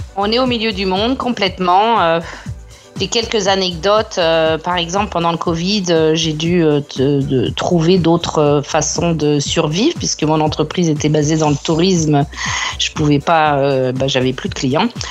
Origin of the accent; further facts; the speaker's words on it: France; now in Australia; en tant que Française